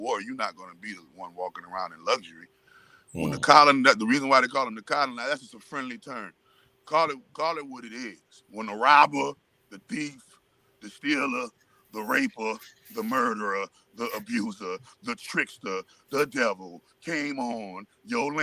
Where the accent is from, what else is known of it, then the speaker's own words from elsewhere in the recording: New Orleans, Louisiana, United States; I'm from New Orleans